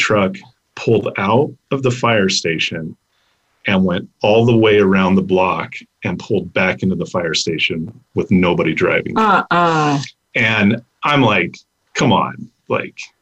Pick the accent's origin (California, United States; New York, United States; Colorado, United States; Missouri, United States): Colorado, United States; Pueblo; also born or lived in Washington, D.C.; you're from Pueblo